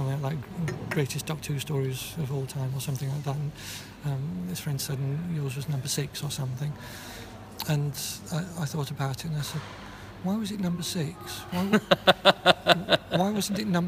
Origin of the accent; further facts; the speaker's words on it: Yorkshire and the Humber, United Kingdom; I come from Yorkshire